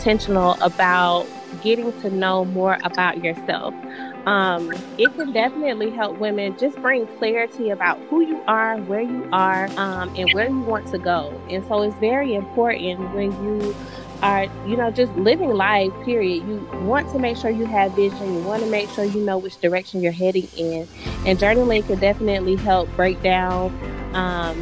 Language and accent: English; Savannah, Georgia, United States; now in Atlanta, United States; I'm from Savannah, Georgia. I currently live in Atlanta, Georgia.